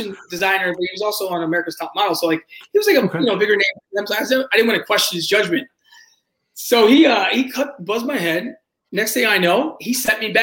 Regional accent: D.C. area, Maryland, United States; I grew up in Maryland, D.C. area

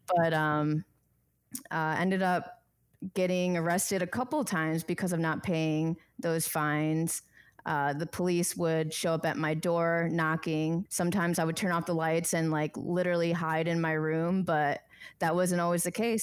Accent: Chicago, Illinois, United States; moved away as an adult; now in Arizona, United States; I was born and raised in Chicago, my parents migrated from Bangkok, Thailand

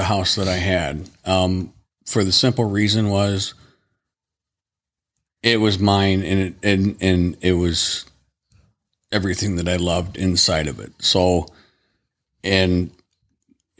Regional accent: Dwight, Illinois, United States; I'm from the town I grew up in, Dwight, in my mom and dad's house.

